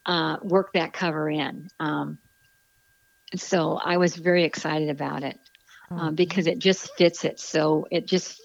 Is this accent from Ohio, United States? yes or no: yes; Barberton, Ohio, United States; moved away; my hometown in Barberton in Akron, Ohio.